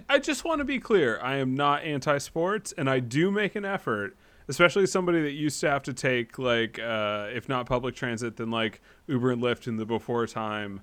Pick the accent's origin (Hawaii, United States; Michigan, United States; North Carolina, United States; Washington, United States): North Carolina, United States; I grew up in North Carolina, went to hundreds of NCAA Tar Heels, games